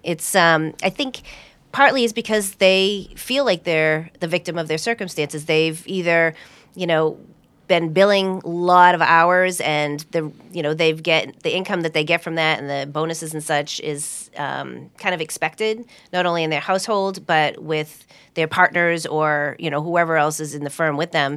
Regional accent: Hudson, Massachusetts, United States; I grew up in Hudson

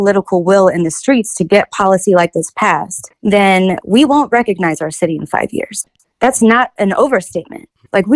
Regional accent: Kansas City, Missouri, United States; I'm born and raised in Kansas City. I've lived here my whole life.

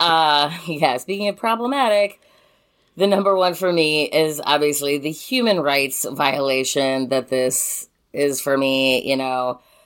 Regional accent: United States; growing up in America

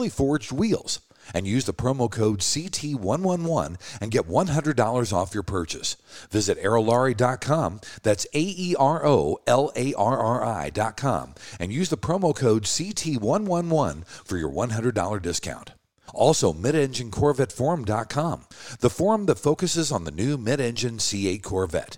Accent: Kansas City, Missouri, United States; Kansas City, my hometown.

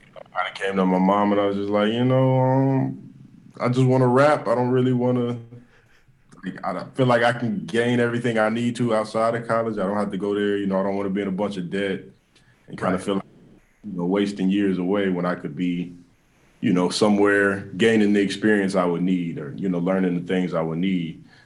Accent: Kansas City, United States; also born or lived in Atlanta; I want to have, you know, fan base here at home.

